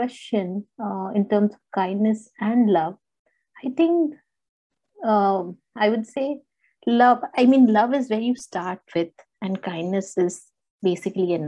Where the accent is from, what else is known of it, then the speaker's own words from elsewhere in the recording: India; moved away; I am basically from India and my parents are kind of there